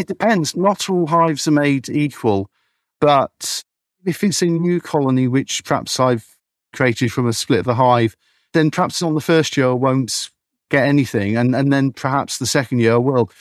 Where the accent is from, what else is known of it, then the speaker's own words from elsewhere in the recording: Beedon, South East England, United Kingdom; I grew up in Beedon, I'm a beekeeper